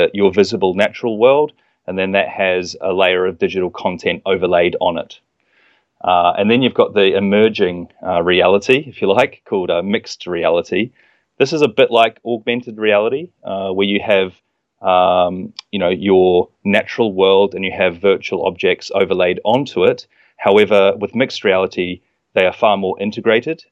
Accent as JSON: {"language": "English", "country": "New Zealand", "moved": "as an adult", "said": "I'm from New Zealand, but I traveled over here and studied"}